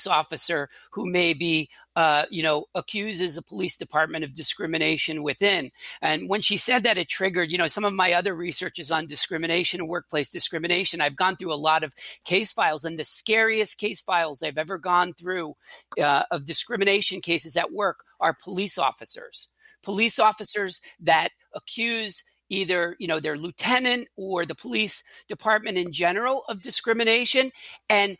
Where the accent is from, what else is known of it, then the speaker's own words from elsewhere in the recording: New York City, New York, United States; I grew up in the Bronx, you know, as a kid